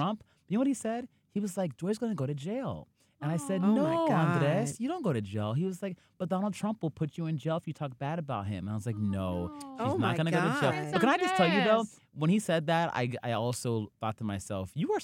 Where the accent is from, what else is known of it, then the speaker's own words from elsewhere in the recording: Youngstown, Ohio, United States; I'm from a small town in Ohio, Youngstown, near Warren, Ohio